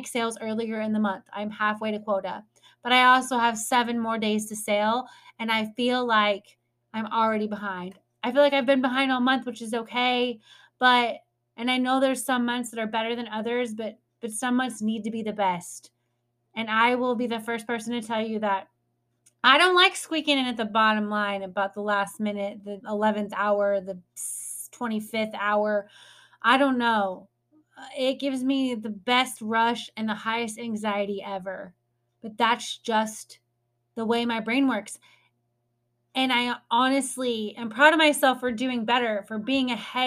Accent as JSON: {"language": "English", "region": "North Midwest", "country": "United States", "said": "I'm from the North Midwest"}